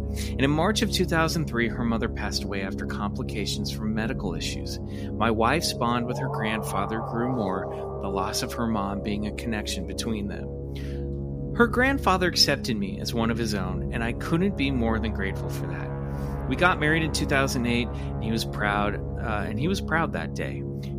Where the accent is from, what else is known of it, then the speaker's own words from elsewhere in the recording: Kansas, United States; I currently live in Texas, but I am from Kansas. My sister still lives in Lawrence, Kansas.